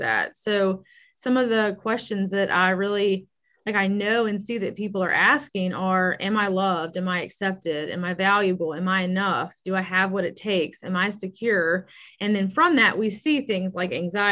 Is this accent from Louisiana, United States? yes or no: yes; Baton Rouge, Louisiana, United States; I was born and raised in Baton Rouge